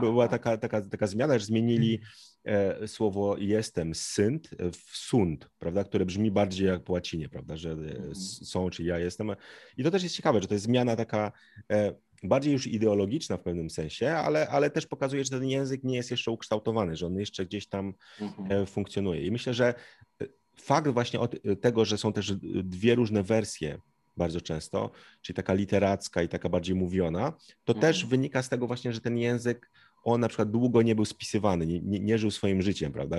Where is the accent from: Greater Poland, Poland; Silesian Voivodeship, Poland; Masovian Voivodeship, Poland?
Masovian Voivodeship, Poland; Zielonka; tutaj jestem z Zielonki, dumny, prawda? Już prawie 100 lat moja rodzina tutaj e, mieszka